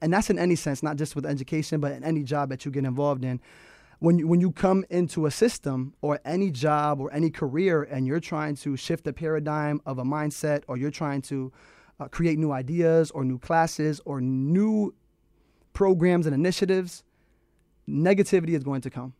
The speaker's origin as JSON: {"language": "English", "town": "Manchester", "region": "Connecticut", "country": "United States", "said": "I'm from Manchester, Connecticut"}